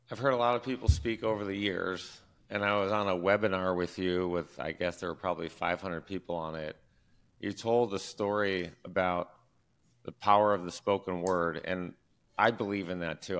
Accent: Detroit, Michigan, United States; I'm from Detroit. We're huge Detroit fans

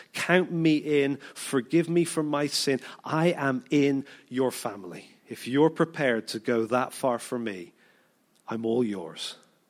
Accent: United Kingdom; we're, we're British, most of us

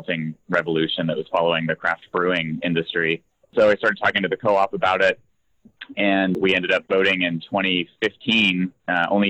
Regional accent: Spokane, Washington, United States; born and raised in Spokane

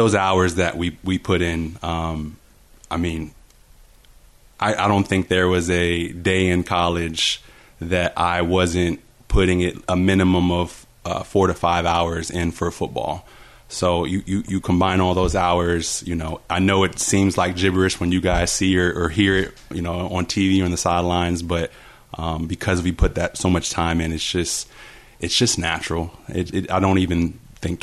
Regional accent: Virginia Beach, Virginia, United States; moved away as an adult; also born or lived in Fairmont, West Virginia / Florida; Virginia Beach is my true home. Grew up there my entire life

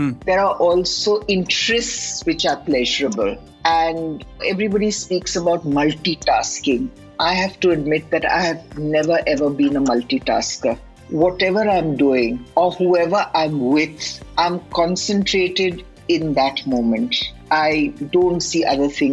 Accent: Lucknow, Uttar Pradesh, India; also born or lived in Lahore, Pakistan; I grew up in a city like Lucknow, although I was born in Lahore

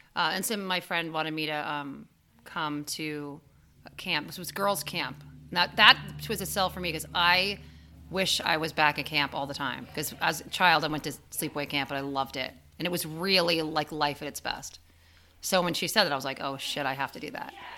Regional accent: New York, United States; I'm from New York, where there's no there aren't mountains really nearby

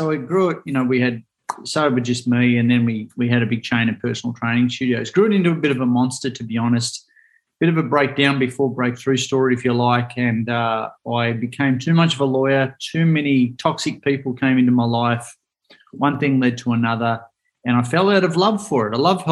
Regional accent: Melbourne, Victoria, Australia; I'm from Melbourne

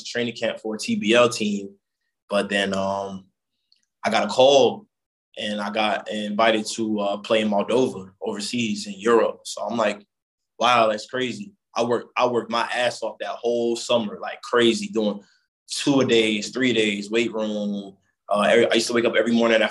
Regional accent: Jersey City, New Jersey, United States; I grew up in Jersey City

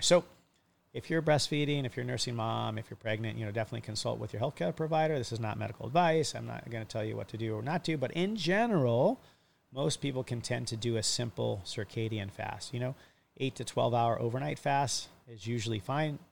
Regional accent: Hawaii, United States; I'm a kid from Hawaii for 30 plus years of my life

